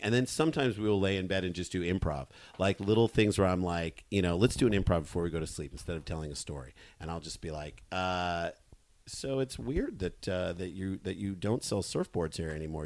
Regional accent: St. Louis, Missouri, United States; we grew up in St. Louis

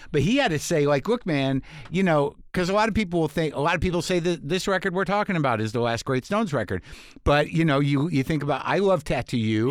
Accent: Albuquerque, New Mexico, United States; moved away as an adult; also born or lived in Boston / New York City; I grew up in New Mexico in Albuquerque

